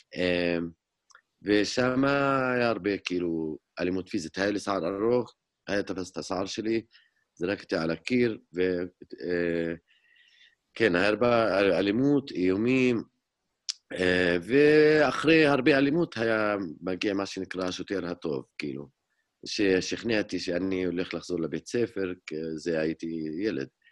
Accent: Hizma, Palestine; Hebrew is a second language; אני נולדתי וגדלתי באזור ירושלים, דווקא בכפר חזמה, שזה היום מעבר לגדר ההפרדה.

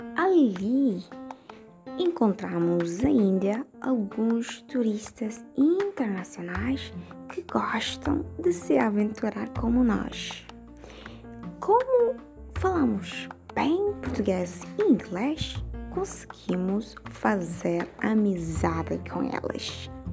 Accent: Dili, Timor-Leste; Sou da Dili

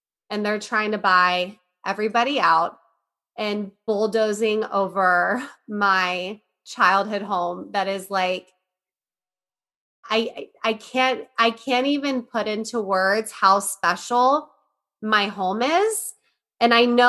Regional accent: Johnstown, Ohio, United States; my hometown, Johnstown

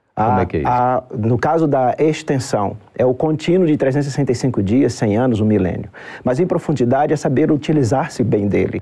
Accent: Brazil; Como brasileiro

